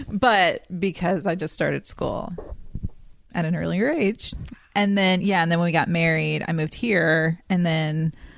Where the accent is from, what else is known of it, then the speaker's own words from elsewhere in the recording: Oak Island, North Carolina, United States; I grew up on the coast of North Carolina on a really small island called Oak Island.